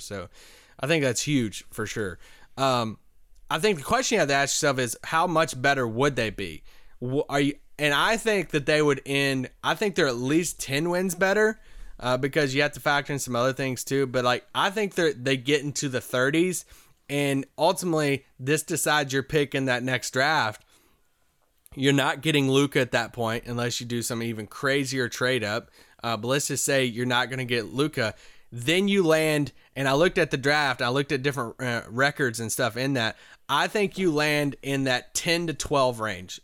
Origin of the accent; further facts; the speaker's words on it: Kentucky, United States; I grew up in Kentucky